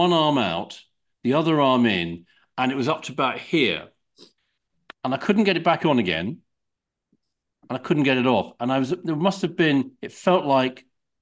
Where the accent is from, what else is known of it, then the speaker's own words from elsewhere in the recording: Kent, South East England, United Kingdom; we had a field where I grew up in Kent